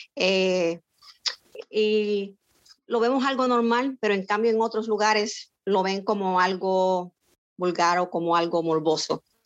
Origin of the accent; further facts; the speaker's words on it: San Lorenzo, Puerto Rico; now in Florida, United States; nací en San Lorenzo, Puerto Rico y resido en el estado de la Florida